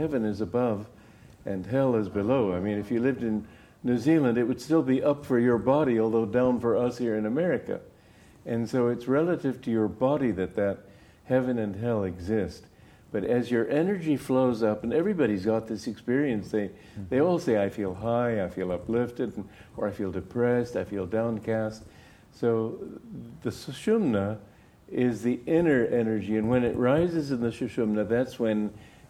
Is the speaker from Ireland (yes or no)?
no; Romania; moved away; I grew up in Romania